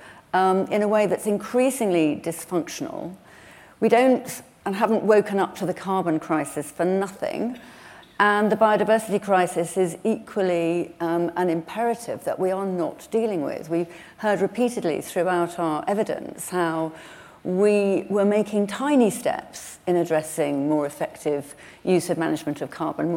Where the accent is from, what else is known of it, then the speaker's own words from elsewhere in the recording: England, United Kingdom; I'm from the North Pennines